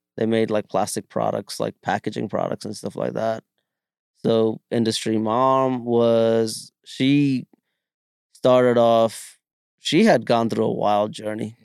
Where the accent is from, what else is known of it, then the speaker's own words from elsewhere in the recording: Bangalore, Karnataka, India; also born or lived in Kerala; now in United States; growing up in Bangalore, I learned to speak four different languages